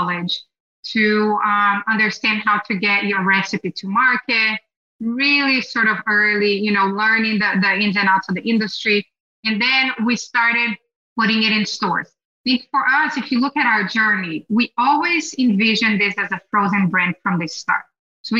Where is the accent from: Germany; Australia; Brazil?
Brazil; now in United States; I grew up in Brazil eating Brazilian cheese bread